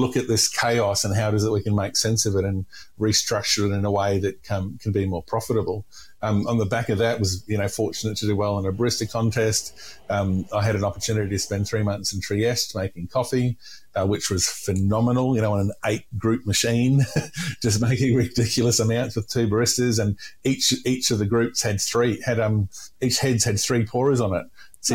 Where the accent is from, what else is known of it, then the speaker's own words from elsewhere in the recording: Queensland, Australia; And I'm from North Queensland, right? So we didn't deliberately drink hot drinks.